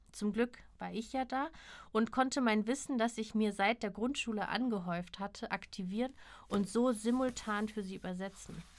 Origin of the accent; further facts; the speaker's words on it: North Rhine-Westphalia, Germany; Aufgewachsen sind wir beide in NRW, er in Köln im Fußballverein und ich im Ruhrgebiet mit Gameboy-Spielen.